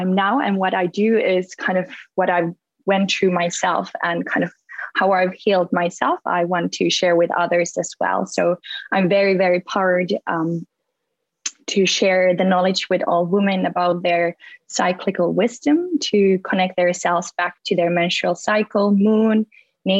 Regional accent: Finland; moved away as an adult; also born or lived in America; now in London, United Kingdom; I grew up in Finland

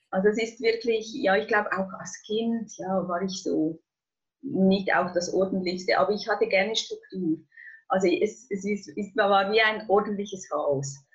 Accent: Switzerland; wie ihr hört, ich komme aus der Schweiz.

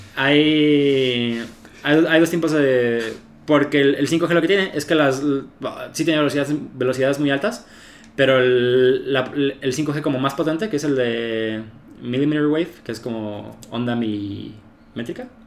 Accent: Mexico; aquí en México

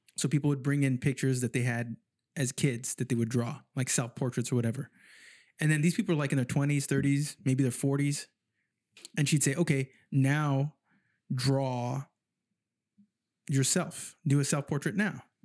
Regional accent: San Jose, California, United States; moved away as an adult; now in Sacramento, United States; I grew up in San Jose

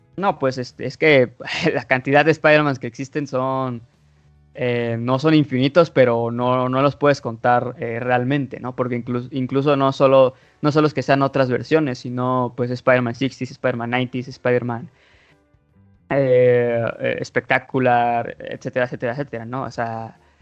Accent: Mexico; soy mexicano y la verdad, aunque sí sepa inglés, sí se me nota lo mexa al hablarlo

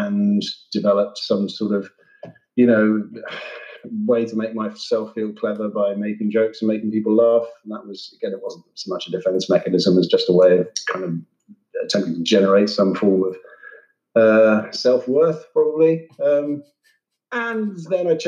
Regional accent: near Cambridge, East of England, United Kingdom; I grew up near Cambridge, which is not the one in Massachusetts

